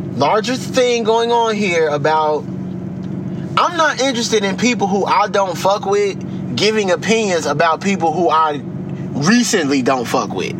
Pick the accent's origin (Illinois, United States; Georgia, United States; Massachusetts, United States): Illinois, United States; Chicago; I'm from the city of Chicago, because yep. I'm from the South Side